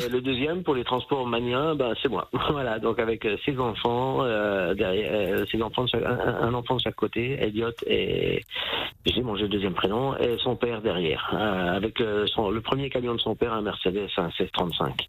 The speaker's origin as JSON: {"language": "French", "town": "Saint-Amé", "region": "Grand Est", "country": "France", "tie": "born or raised there", "said": "et moi je suis né à Saint-Amé dans les Vosges"}